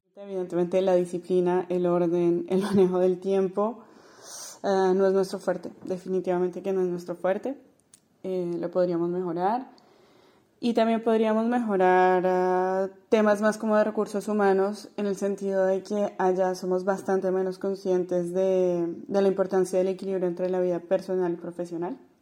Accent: Colombia; moved away as an adult; also born or lived in Grenoble, France / Lyon, France; now in France; me considero todavía súper colombiana

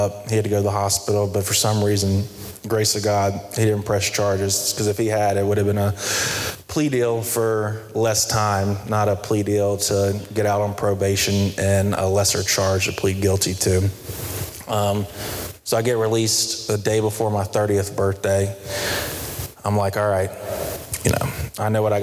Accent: Charlotte, North Carolina, United States; I'm from Myers Park area, went to Covenant Day

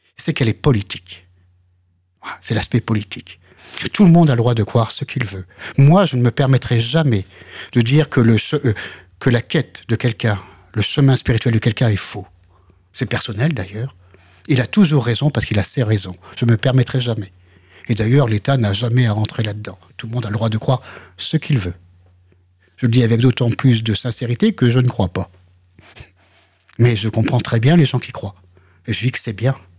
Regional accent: France; je suis français

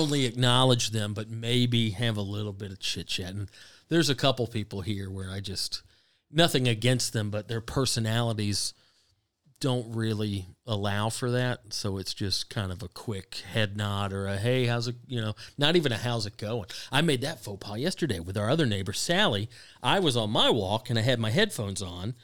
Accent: the South, United States; I grew up in the South where the weather's good

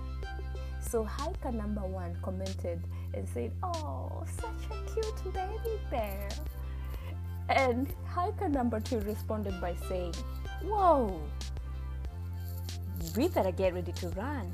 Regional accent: Kenya; moved away; I am originally from Kenya

